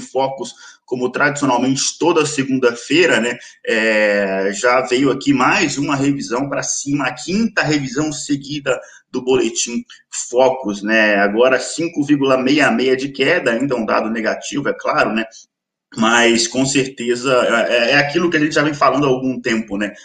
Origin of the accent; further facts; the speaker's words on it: Minas Gerais, Brazil; accent: mineiro; eu sou mineiro, se o meu sotaque ainda não entregar, ainda sou mineiro